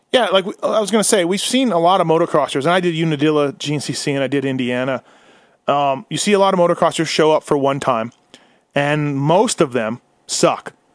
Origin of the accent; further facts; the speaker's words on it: Canada; As a Canadian